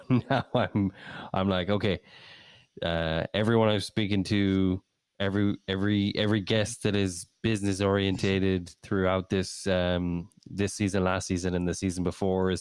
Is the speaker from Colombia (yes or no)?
no; Ireland; also born or lived in England; now in United States; I'm from Ireland. I love Ireland. I'll always love Ireland. It's a dear place in my heart. It's where I grew up. I was born in England